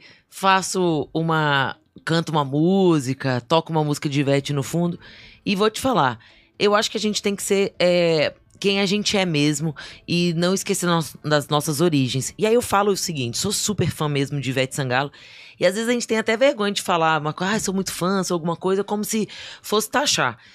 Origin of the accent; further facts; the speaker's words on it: Vila Velha, Espírito Santo, Brazil; also born or lived in Distrito Federal; now in Brasília, Brazil; Eu nasci em Vila Velha